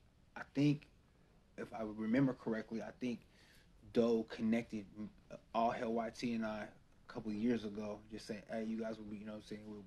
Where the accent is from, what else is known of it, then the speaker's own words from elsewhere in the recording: West Coast, United States; I grew up on the West Coast. I'm a beat first